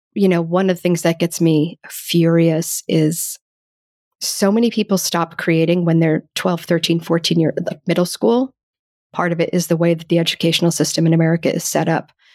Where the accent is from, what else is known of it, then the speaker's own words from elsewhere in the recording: United States; Growing up as an American